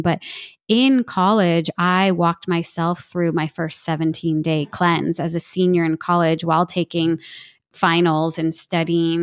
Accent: New Jersey, United States; I'm from New Jersey

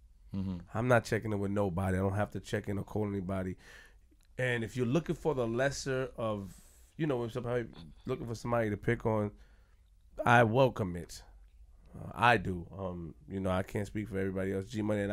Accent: Queens, New York, United States; I'm from Queens.

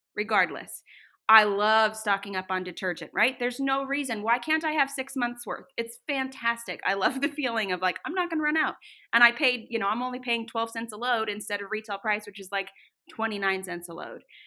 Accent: Northern California, United States; now in Boise, United States; I grew up in Northern California

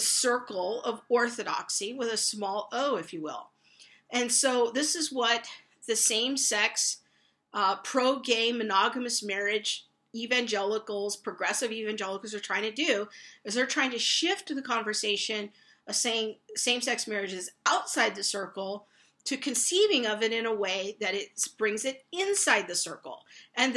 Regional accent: United States; as American evangelicals

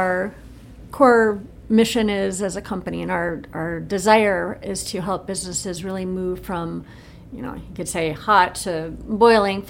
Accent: Rockford, Illinois, United States; moved away as an adult; also born or lived in Chicago, Illinois / Utah; now in Anderson, Indiana, United States; I'm from Rockford, Illinois, right outside Chicago

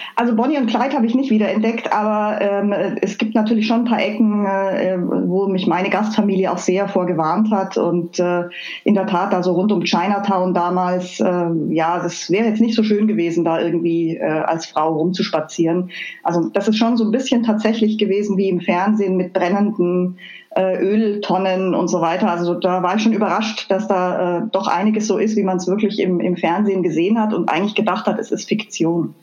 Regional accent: Füssen, Bavaria, Germany; moved away as an adult; also born or lived in Chicago / Mainz; now in Wiesbaden, Germany; Ich bin äh, äh ganz an der Grenze zu Österreich aufgewachsen. Also ich bin in Füssen im Allgäu geboren.

